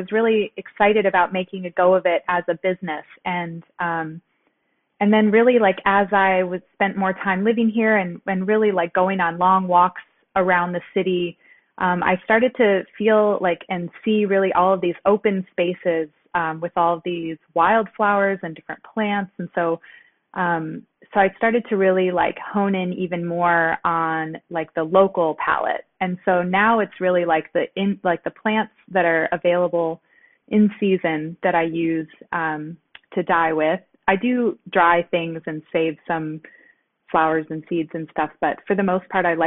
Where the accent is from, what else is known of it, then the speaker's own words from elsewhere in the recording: suburbs of Detroit, Michigan, United States; now in Detroit, United States; I am not originally from Detroit. I grew up in the suburbs of the city.